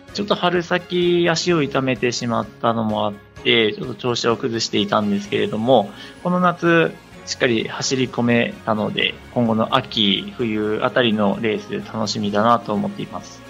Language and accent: Japanese; Gunma, Japan; 地元群馬県大好きですので、群馬で競技続けたいなっていうので